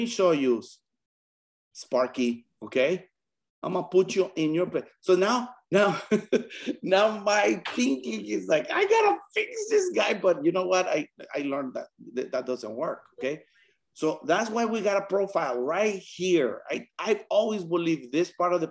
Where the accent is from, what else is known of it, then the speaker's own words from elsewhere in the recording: Mexico; moved away as an adult; now in United States; I'm from Mexico. I came here when I was about 18